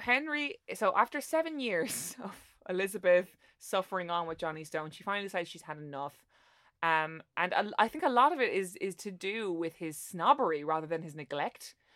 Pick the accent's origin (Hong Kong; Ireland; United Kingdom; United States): Ireland; as an Irish person